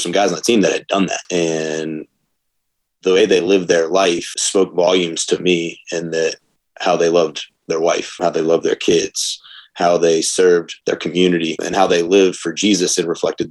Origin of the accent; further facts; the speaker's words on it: Atlanta, Georgia, United States; now in Charlotte, United States; Born and raised in the South from Atlanta, Georgia